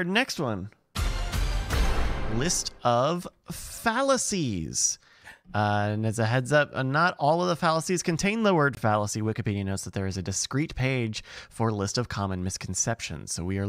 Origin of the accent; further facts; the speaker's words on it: Virginia, United States; I'm a Southerner. I'm from Virginia.